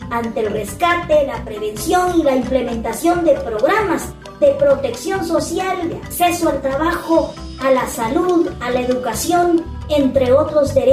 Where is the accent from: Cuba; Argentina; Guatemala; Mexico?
Guatemala; aunque sabemos que nosotros como guatemaltecos esa parte nos cuesta muchísimo porque nos, nos, no, nos gusta ese contacto, ese, ese abrazo, ese contacto, ese calorcito humano.